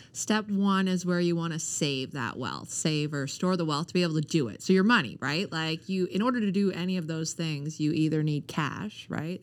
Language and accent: English; Canada; also born or lived in Ontario; I was born in Ontario, but raised here pretty much my whole life